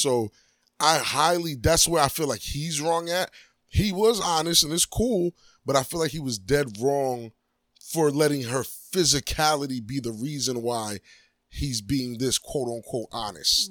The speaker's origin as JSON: {"language": "English", "region": "New York", "country": "United States", "tie": "born or raised there", "moved": "yes", "said": "I'm from New York"}